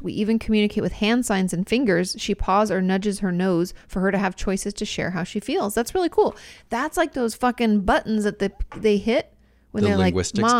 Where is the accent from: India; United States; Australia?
Australia; Gold Coast, Queensland; I'm from the Gold Coast in Queensland, Australia.